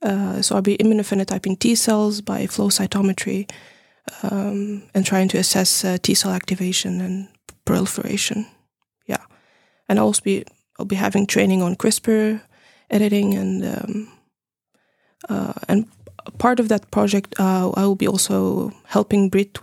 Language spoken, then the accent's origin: English; Tunisia; also born or lived in Finland; I'm from Tunisia and Finland, so I'm mixed. I did my bachelor degree in Tunisia in biotechnology.